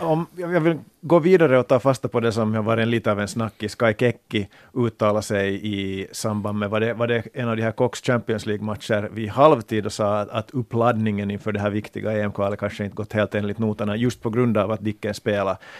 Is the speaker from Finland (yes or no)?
yes; Finland; finländsk fotbollsvän